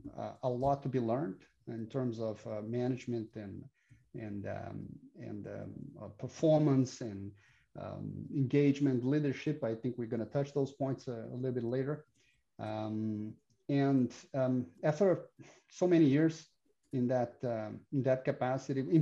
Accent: Brazil; I'm Brazilian, born and raised in Brazil

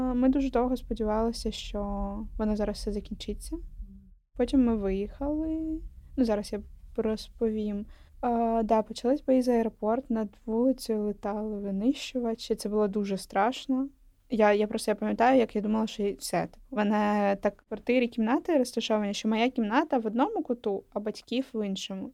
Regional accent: Donetsk, Donetsk Oblast, Ukraine; also born or lived in Horishni Plavni / Kremenchuk; now in Kyiv, Ukraine; я з Донецька

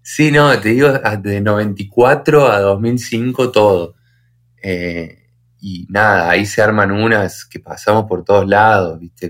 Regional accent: Río Tercero, Córdoba, Argentina; somos de Río Tercero, que es un pueblito mini

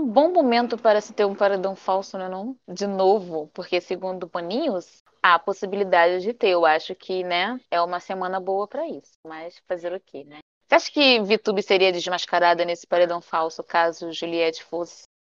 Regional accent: Rio de Janeiro, Brazil; also born or lived in Maranhão; Eu sou uma carioca falsa, já admito aqui, né? Porque, na verdade, eu sou maranhense, mas fui criada no Rio de Janeiro

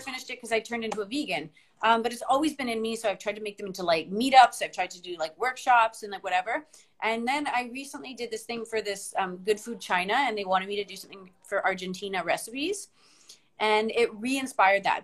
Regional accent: Canada; moved away; also born or lived in Northern Ireland; as a Canadian

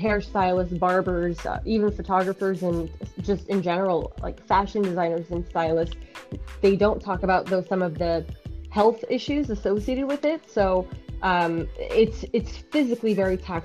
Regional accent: New York City, New York, United States; also born or lived in Bayside, Queens / Astoria, Queens; Born and raised in Jackson Heights, then moved to Bayside, and then moved to Astoria

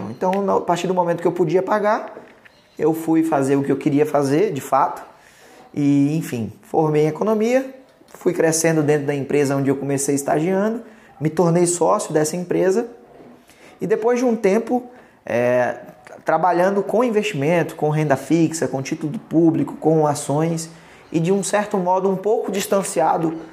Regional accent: Salvador, Bahia, Brazil; meus pais se divorciaram, eu migrei para a gente mudou para a capital, para Salvador. Uhum. Então eu cresci em Salvador, mas meu pai continua morando até hoje no interior da Bahia

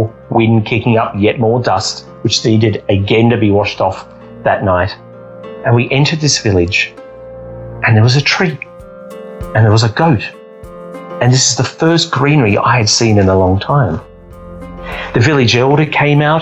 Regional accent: Australia; I'm from Australia

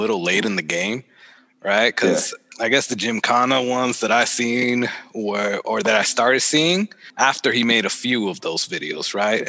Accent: Boston, Massachusetts, United States; We're both from Boston

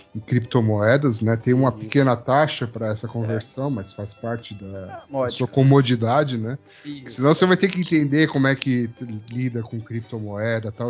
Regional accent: Brazil; a gente é brasileiro

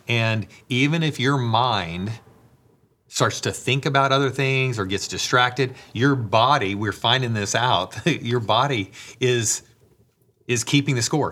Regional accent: Bible Belt South, United States; growing up in the Bible Belt South

